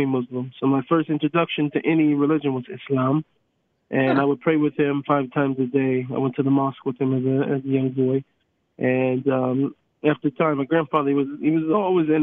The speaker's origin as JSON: {"language": "English", "town": "Seattle", "region": "Washington", "country": "United States", "tie": "born or raised there", "said": "I grew up in Seattle, Washington"}